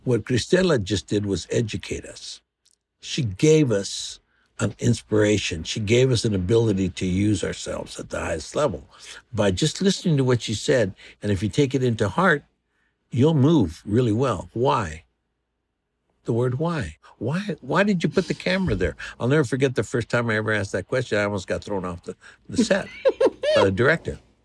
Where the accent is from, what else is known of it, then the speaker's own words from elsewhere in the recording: Los Angeles, California, United States; I come from East L A, uh, born on the corner of First and Indiana in Boyle Heights.